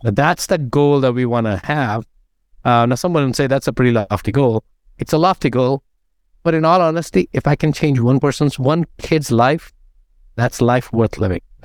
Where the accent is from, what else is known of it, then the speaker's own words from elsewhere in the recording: India; moved away as an adult; now in United States; I grew up in India